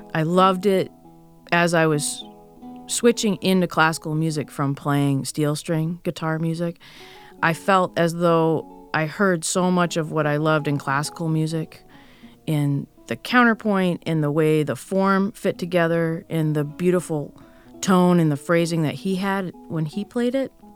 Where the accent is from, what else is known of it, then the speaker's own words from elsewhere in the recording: United States; I'm an American and I've grown up here